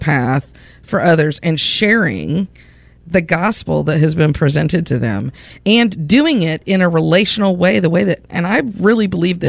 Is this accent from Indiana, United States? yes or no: yes; Indiana, United States; I sound like I'm from Indiana, which I am.